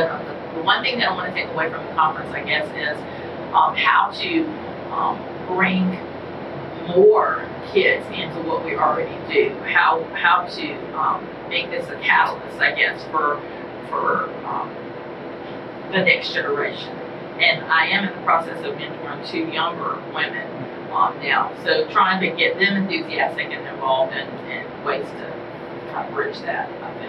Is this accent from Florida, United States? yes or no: no; Garden City, Georgia, United States; I'm from Garden City, Georgia, just outside of Savannah.